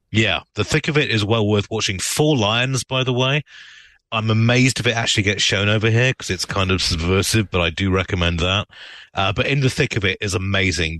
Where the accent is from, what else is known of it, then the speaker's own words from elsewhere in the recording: United Kingdom; now in United States; as a British immigrant